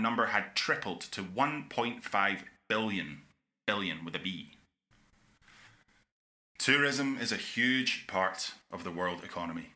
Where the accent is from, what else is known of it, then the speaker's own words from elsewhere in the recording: Scotland, United Kingdom; my home country of Scotland